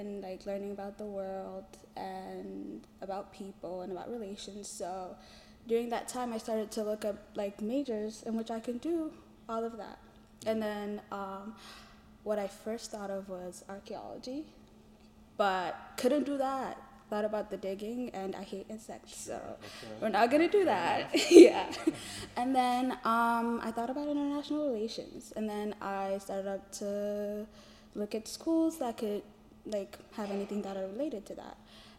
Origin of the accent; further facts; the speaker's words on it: Ethiopia; I'm a global studies major, peacebuilding minor. I'm from Ethiopia.